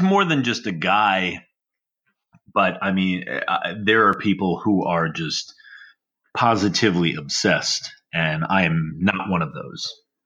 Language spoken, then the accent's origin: English; Long Island, New York, United States; growing up on Long Island